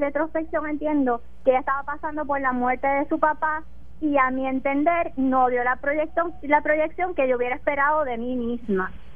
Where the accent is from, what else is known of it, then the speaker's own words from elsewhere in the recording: Puerto Rico; yo amo mi pueblo y estoy muy orgullosa de los puertorriqueños